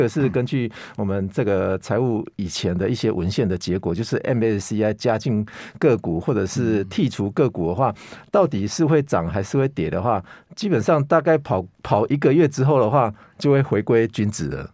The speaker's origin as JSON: {"language": "Chinese", "country": "Taiwan", "said": "我们台湾人是扣三十趴"}